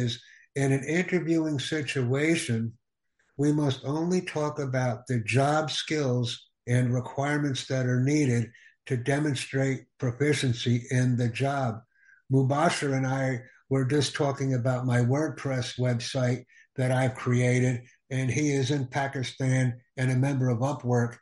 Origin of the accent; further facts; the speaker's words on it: United States; I am from the United States